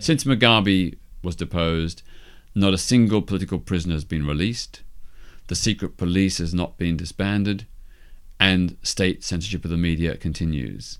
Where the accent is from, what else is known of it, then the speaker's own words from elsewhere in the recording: Melbourne, Victoria, Australia; my hometown of Melbourne, Australia